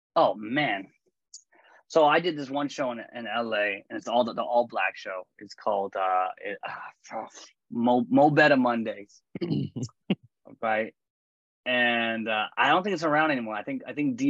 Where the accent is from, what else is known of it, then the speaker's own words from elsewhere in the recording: Canada; I'm Canadian